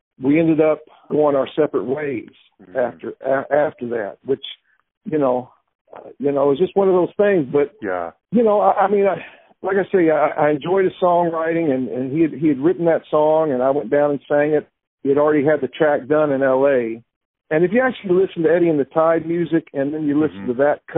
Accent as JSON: {"language": "English", "town": "Nashville", "region": "Tennessee", "country": "United States", "tie": "born or raised there", "also_born_or_lived": "Santa Cruz", "moved": "as an adult", "said": "I was born in Nashville, so I was raised around country music"}